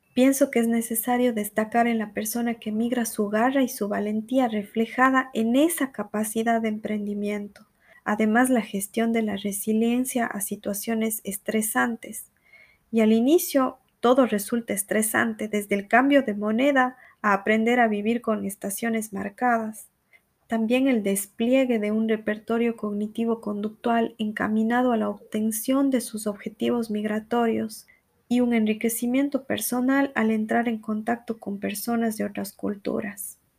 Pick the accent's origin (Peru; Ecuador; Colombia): Ecuador; Cuenca, Azuay; accent: cuencano; moved away as an adult; now in Brazil; tengo un acento cuencano muy fuerte